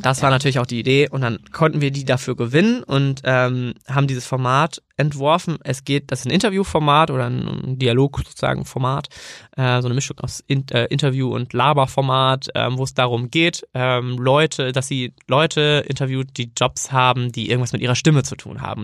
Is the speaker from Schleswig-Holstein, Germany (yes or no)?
yes; near Kiel, Schleswig-Holstein, Germany; moved away as an adult; also born or lived in Bremen; ich komme eigentlich aus der Nähe von Kiel und bin dann ähm, nach dem Abi ähm, nach Bremen gegangen